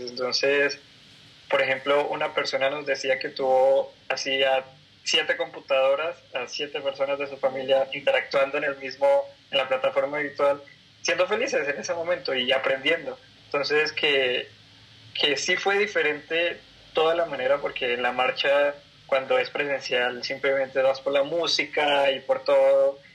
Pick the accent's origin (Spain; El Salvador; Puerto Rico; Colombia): Colombia; moved away as an adult; now in Mexico; yo soy colombiano, eh, radico aquí en México hace más o menos dos años y medio